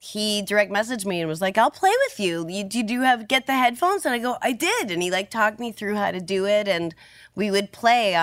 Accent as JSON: {"language": "English", "region": "New Hampshire", "country": "United States", "tie": "born or raised there", "said": "We knew we were Jewish because we grew up in New Hampshire"}